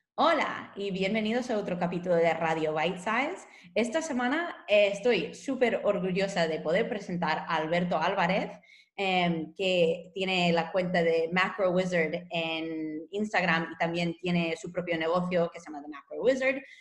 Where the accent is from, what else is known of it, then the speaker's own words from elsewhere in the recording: California, United States; moved away; soy estadounidense, soy de California